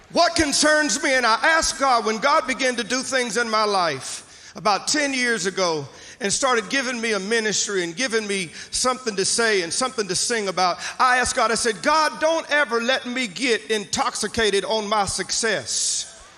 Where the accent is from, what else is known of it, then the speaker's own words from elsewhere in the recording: Mississippi, United States; moved away; I'm from Mississippi originally, so I'll use some kind of vernacular